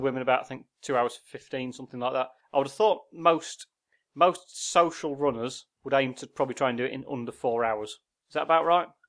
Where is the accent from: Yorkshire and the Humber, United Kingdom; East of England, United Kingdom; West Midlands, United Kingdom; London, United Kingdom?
Yorkshire and the Humber, United Kingdom; we're from Yorkshire